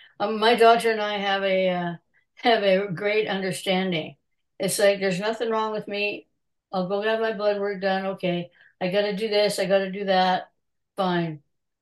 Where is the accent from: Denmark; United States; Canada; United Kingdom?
Canada; now it's and CA is good because I am Canadian.